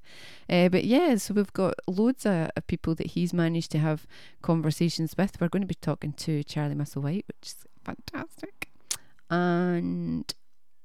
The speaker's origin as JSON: {"language": "English", "region": "Scotland", "country": "United Kingdom", "said": "we're Scottish"}